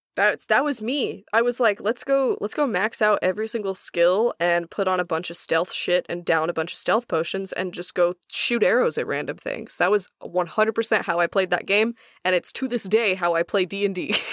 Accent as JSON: {"language": "English", "region": "Oklahoma", "country": "United States", "said": "I am from Oklahoma"}